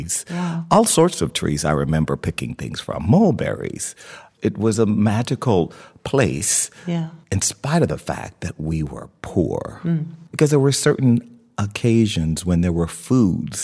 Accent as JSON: {"language": "English", "region": "the American South", "country": "United States", "said": "I'm from the American South, and in Louisiana and Texas, figs are plentiful. And so I had them in just about everything"}